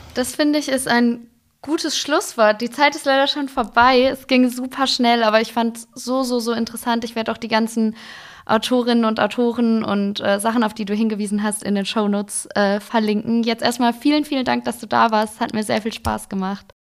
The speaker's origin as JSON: {"language": "German", "area": "Ruhr area", "region": "North Rhine-Westphalia", "country": "Germany", "tie": "born or raised there", "said": "Also ich komme gebürtig aus dem Ruhrgebiet"}